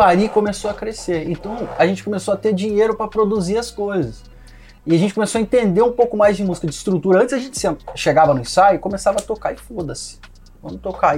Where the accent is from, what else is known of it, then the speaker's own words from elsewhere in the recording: Cruzeiro, São Paulo, Brazil; moved away as an adult; also born or lived in Rio de Janeiro; de Cruzeiro, sou do interior de São Paulo